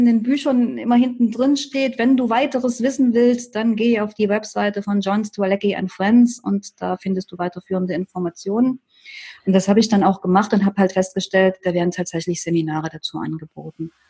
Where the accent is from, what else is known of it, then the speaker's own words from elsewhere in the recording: Leipzig, Saxony, Germany; Und ich komme ja aus Leipzig.